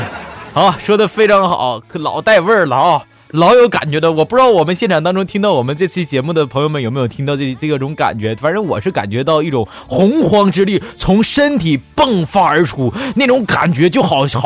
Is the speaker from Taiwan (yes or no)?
no; Northeast China, China; accent: Northeastern Mandarin; 拿我们东北话来说，就是你是一个实惠人啊，特别实惠啊